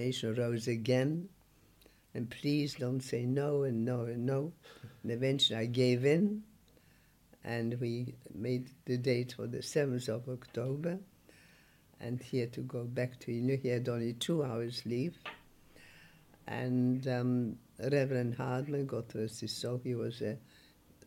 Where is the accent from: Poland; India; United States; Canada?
Poland; English is a second language; moved away as an adult; also born or lived in Germany; now in England; I was born in Poland